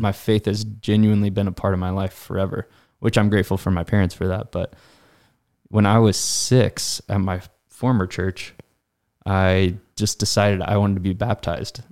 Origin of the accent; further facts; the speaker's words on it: Effingham, Illinois, United States; I grew up in Effingham